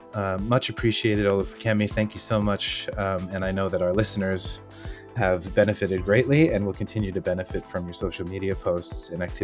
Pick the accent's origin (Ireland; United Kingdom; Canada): Canada; accent: Canadian; I was pretty shy in public to reveal my Canadian accent because, you know, everybody would look at me and say, where are you from, America?